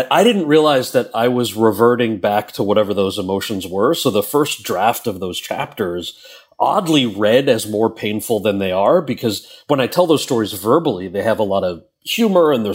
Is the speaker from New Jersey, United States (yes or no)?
yes; Freehold, New Jersey, United States; moved away as an adult; also born or lived in Wayne, New Jersey; now in New York, United States; I was born in Jersey. I grew up mostly in Wayne and in a town called Freehold